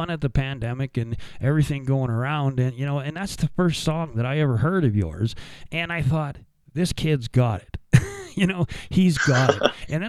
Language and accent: English; Sylvan Lake, Alberta, Canada; I grew up in Sylvan Lake for a little bit of my time